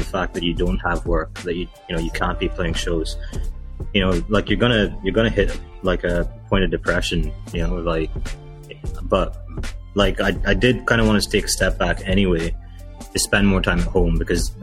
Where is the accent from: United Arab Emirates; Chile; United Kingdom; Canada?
United Arab Emirates; Dubai; Sri Lankan kid born and raised in Dubai. Lived here my whole life, 31 years now.